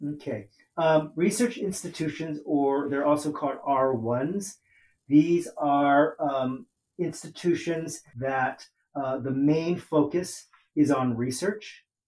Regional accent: Oakland, California, United States; I grew up in Oakland

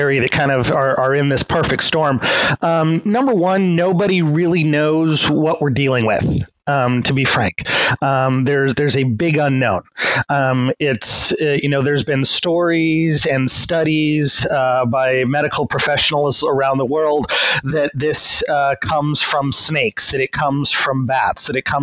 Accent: United States; moved away as an adult; also born or lived in China; now in Saigon, Vietnam; growing up as an American

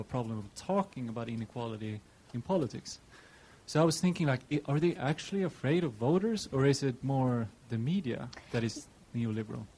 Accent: Sweden; moved away; I'm from Sweden myself

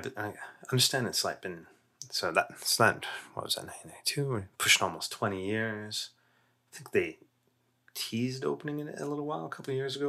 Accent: Canada; And again, we have our own biases here, being Canadian, but in Eastern North America is much less of a thing than it was.

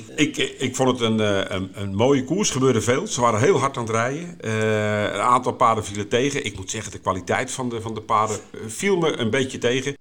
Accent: Haarlemmermeer, North Holland, Netherlands; also born or lived in Voorburg; we zijn toen verhuisd naar, eh, toen was ik drie of vier, naar de Halemermeer.

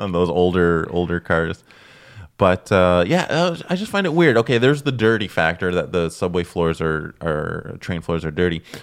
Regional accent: Toronto, Ontario, Canada; now in Montreal, Canada; I'm originally from Toronto, so I would take the subway slash bus when I was, like, a kid growing up

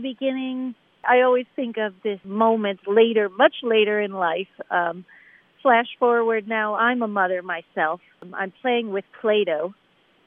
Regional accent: Buffalo, New York, United States; growing up in Buffalo, New York

